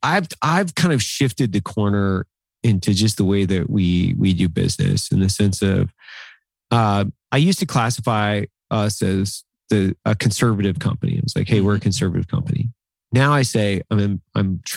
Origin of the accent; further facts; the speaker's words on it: Northern Idaho, United States; I grew up in Northern Idaho with basically nothing